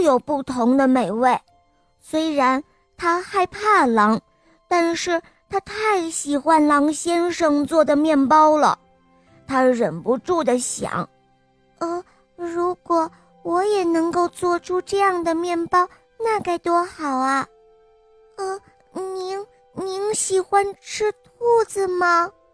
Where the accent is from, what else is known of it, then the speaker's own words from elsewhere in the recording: Shanghai, China; 我六岁了，我来自上海